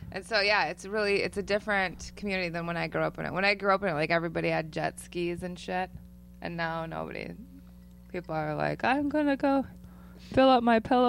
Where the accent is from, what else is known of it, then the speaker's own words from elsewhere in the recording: Janesville, Wisconsin, United States; also born or lived in Savannah, Georgia; I'm from Janesville, Wisconsin.